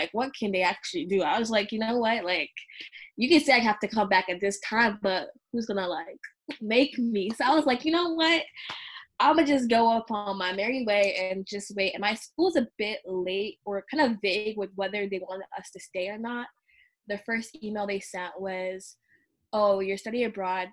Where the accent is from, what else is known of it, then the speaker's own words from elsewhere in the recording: Michigan, United States; I'm from Michigan